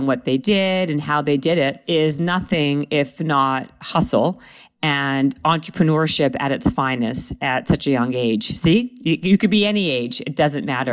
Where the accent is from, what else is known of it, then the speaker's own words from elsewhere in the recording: Canada; I'm Canadian